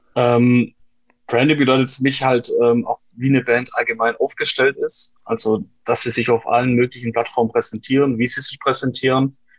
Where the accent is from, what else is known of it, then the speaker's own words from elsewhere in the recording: Aalen, Baden-Württemberg, Germany; bei uns in Aalen